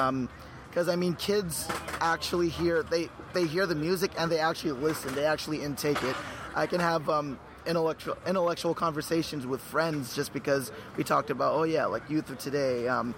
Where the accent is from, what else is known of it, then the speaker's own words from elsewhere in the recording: Los Angeles, California, United States; I'm from Los Angeles.